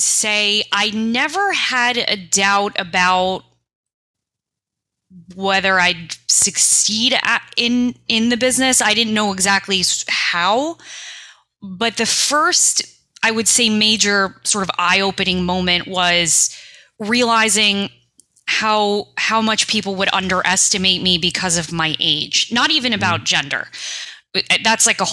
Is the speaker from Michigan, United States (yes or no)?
no; New York City, New York, United States; I'm a kid from New York City